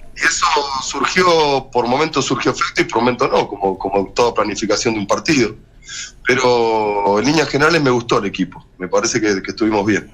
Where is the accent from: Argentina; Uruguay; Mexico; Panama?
Argentina; Buenos Aires; moved away as an adult; also born or lived in Spain / Mendoza / Córdoba / Jujuy; now in Providencia, Chile; Crecí en una panadería en Villaluros, muy cerca de la, de la cancha de Vélez